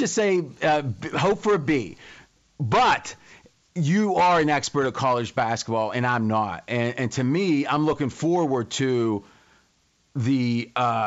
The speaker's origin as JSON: {"language": "English", "region": "Ohio", "country": "United States", "tie": "born or raised there", "said": "I grew up in Ohio"}